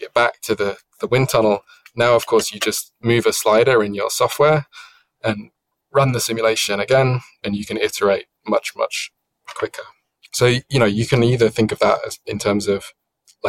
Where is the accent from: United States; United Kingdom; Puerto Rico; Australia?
United Kingdom; I'm British